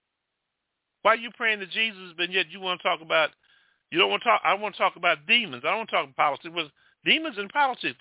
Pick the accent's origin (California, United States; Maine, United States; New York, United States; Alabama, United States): Alabama, United States; Mobile; I'm from Mobile, Alabama.